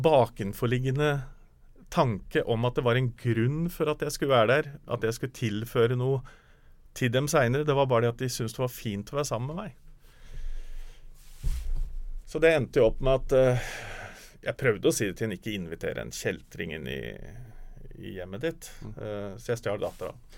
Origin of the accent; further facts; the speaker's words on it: Snertingdalen, Innlandet, Norway; Jeg kommer jo fra Snertingdalen